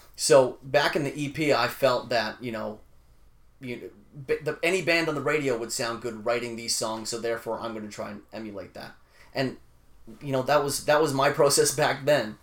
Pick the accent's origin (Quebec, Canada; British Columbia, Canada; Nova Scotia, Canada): British Columbia, Canada; Vancouver; also born or lived in Winnipeg, Manitoba, Canada; I moved from Winnipeg to Vancouver, okay, when I was like eleven